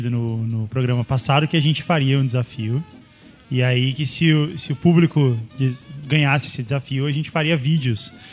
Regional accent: Rio de Janeiro, Brazil; Oi, pessoal. … tenho 28 anos e sou do RJ e trabalho como designer.

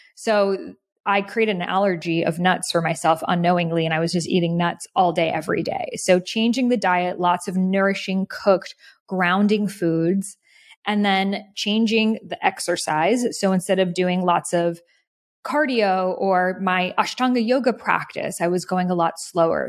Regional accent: outside of Boston near Salem, Massachusetts, United States; I grew up outside of Boston near Salem, Massachusetts

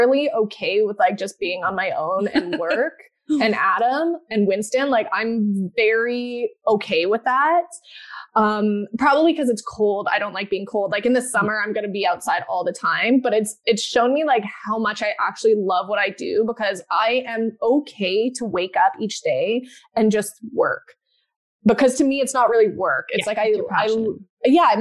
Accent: Calgary, Alberta, Canada; moved away as an adult; also born or lived in Vancouver; now in Toronto, Canada; I grew up in Calgary

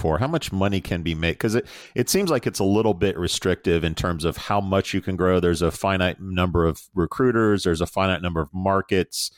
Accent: United States; I'm American

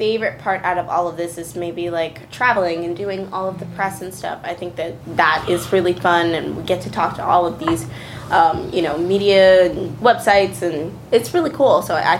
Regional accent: New York, United States; I'm a New Yorker.

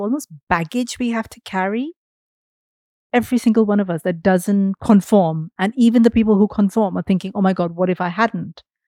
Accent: India; I grew up in India, so everything was Bollywood

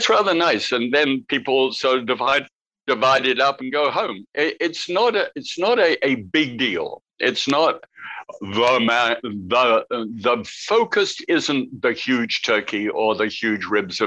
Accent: United Kingdom; now in United States; as a Brit

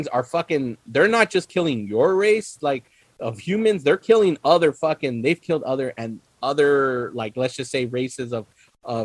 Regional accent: California, United States; a Californian

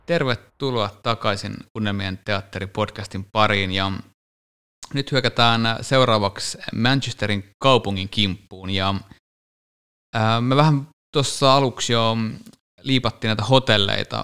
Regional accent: Finland; me ollaan Suomesta

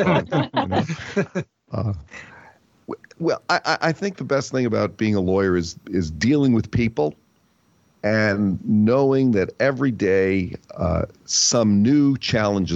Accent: New Jersey, United States; I grew up in New Jersey

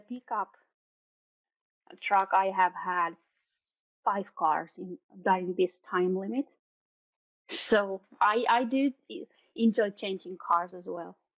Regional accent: around Helsinki, Uusimaa, Finland; when I was a child, we lived in, in South Finland, around Helsinki, Järvenpää, Kerava, all these kind of places.

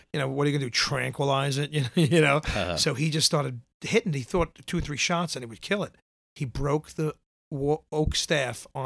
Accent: New York City, New York, United States; I grew up in Tottenville in Staten Island, the furthest out, all the way up by the Outer Bridge. I still live in that town now

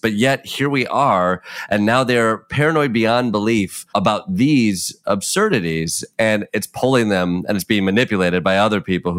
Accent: Midwest, United States; I'm from the Midwest

